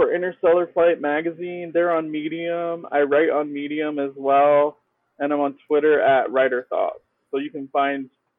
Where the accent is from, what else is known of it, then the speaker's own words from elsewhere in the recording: Houston, Texas, United States; I'm in Houston, so I'm going to represent my hometown